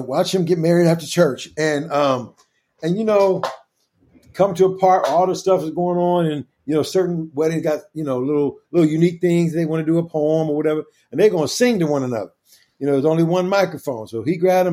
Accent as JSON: {"language": "English", "town": "Kansas City", "region": "Missouri", "country": "United States", "tie": "born or raised there", "said": "the church where I grew up at in Kansas City"}